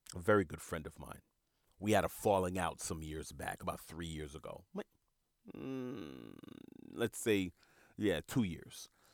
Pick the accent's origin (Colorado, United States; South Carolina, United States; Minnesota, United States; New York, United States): New York, United States; New York City; I grew up in Jamaica, Queens, New York